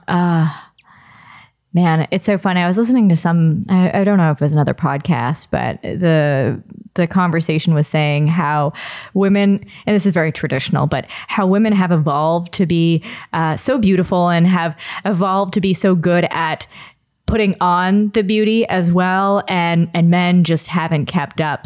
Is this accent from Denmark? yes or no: no; Toronto, Ontario, Canada; I'm born and raised in Toronto. I've never actually lived elsewhere